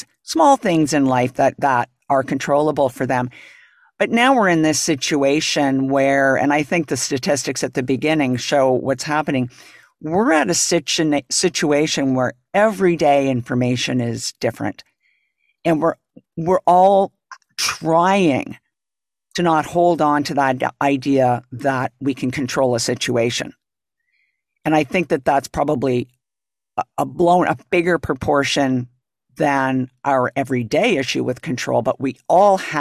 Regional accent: Toronto, Ontario, Canada; moved away; I'm from Toronto, and I remember when I was actually living here

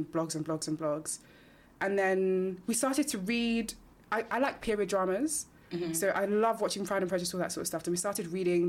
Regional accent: Nigeria; I'm Nigerian.

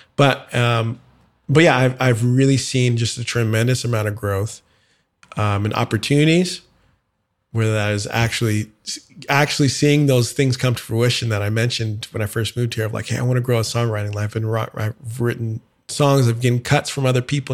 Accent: San Antonio, Texas, United States; moved away as an adult; also born or lived in Dallas, Texas / Houston, Texas; now in Nashville, United States; I'm originally from Texas, uh, born in Dallas, grew up in San Antonio, was in Houston for college and a decade of my life before moving to Nashville three years ago

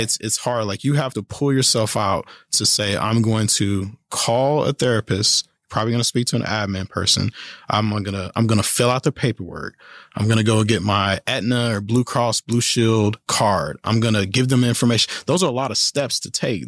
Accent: Kansas City, Kansas, United States; moved away as an adult; also born or lived in Colorado Springs, Colorado; now in Manhattan, United States; I am originally from Kansas City, Kansas

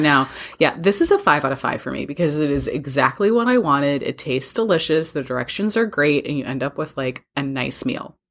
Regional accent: Wisconsin, United States; you and I grew up with it in Wisconsin

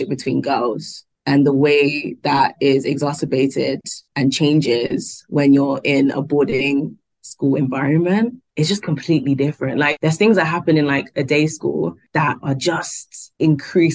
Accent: London, United Kingdom; we are from London

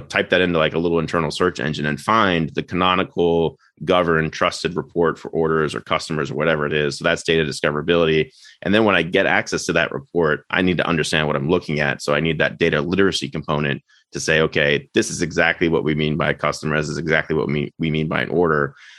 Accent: Florida, United States; born there; also born or lived in Maryland / Washington DC / Los Angeles; now in Westchester, United States; I was born in Florida, went to school in Maryland and DC, and then lived in LA for a time.

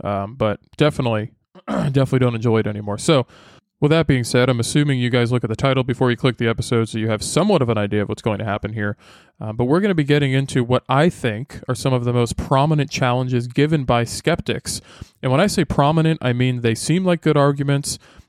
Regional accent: Massachusetts, United States; I grew up north in Massachusetts, and it was always like in the winter, it would get to negative.

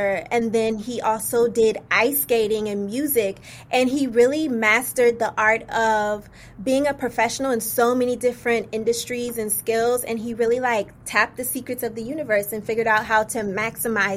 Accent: Virginia, United States; also born or lived in Indiana; I was born in Indiana, but raised in Virginia, which I'm so proud to be from Virginia.

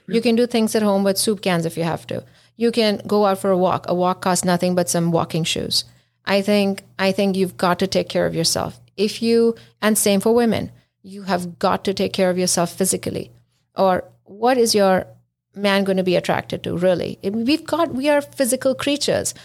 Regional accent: India; now in United States; I'm from India

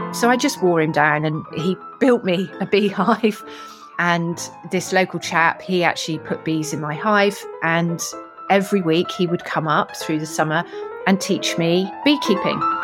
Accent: Weymouth, South West England, United Kingdom; I was born in Weymouth, Dorset, so I'm a Dorset girl as a child

